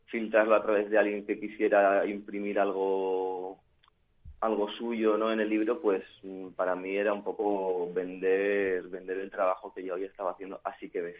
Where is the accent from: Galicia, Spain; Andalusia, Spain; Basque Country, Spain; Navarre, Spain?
Basque Country, Spain; San Sebastián; now in Madrid, Spain; al principio cuando llegué, viniendo de San Sebastián, pues eh, bueno, me encontré con una ciudad que, no tiene nada que ver con donde yo venía, ¿no?